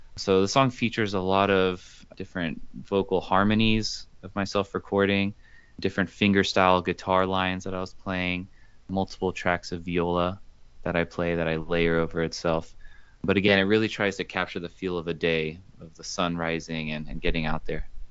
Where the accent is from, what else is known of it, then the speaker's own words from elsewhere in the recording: Houston, Texas, United States; also born or lived in Los Angeles, California; I was born in Los Angeles, but grew up mostly in Houston